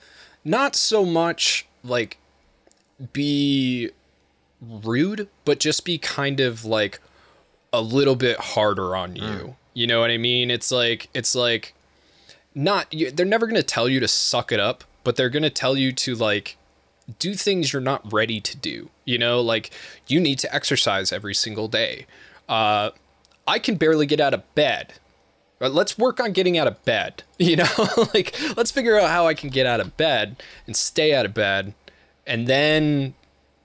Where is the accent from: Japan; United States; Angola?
United States; I'm American